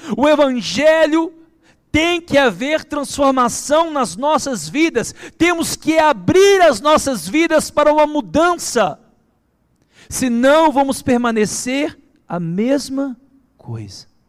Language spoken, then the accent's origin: Portuguese; Belo Horizonte, Minas Gerais, Brazil; É como se eu fosse no barreiro, um lugar onde eu fui criado